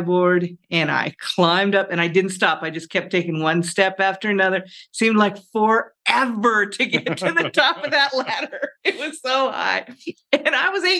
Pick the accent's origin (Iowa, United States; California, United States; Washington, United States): Iowa, United States; now in Colorado, United States; I was born in Iowa, but we would come out here to visit our grandparents in Colorado Springs